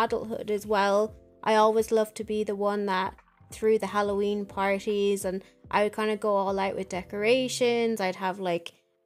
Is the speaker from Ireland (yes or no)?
yes; Ireland; while I was growing up in Ireland